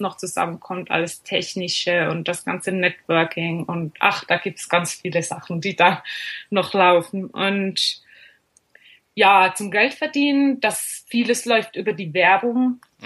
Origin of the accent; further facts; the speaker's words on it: Switzerland; ich komme aus der Schweiz